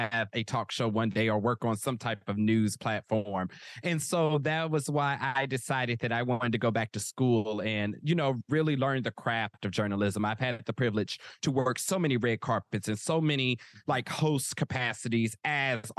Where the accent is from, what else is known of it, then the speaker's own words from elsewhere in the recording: Kansas City, Kansas, United States; moved away as an adult; also born or lived in Philadelphia, Pennsylvania; I'm originally from Kansas City